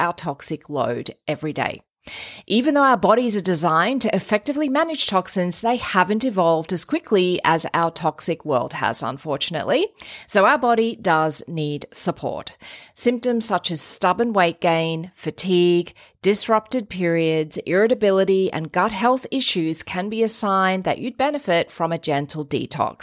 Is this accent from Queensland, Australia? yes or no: yes; Queensland, Australia; as a Queenslander